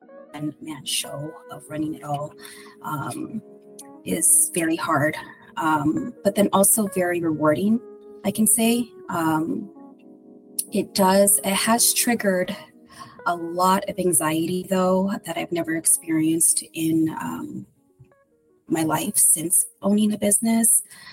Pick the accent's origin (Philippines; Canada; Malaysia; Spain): Philippines; now in United States; Well, I am Filipino.